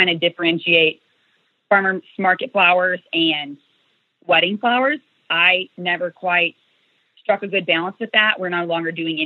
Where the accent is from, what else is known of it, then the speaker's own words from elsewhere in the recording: Kansas, United States; moved away as an adult; also born or lived in Northern Illinois; now in Illinois, United States; I'm originally from Kansas. I really actually haven't lived in Illinois for that long.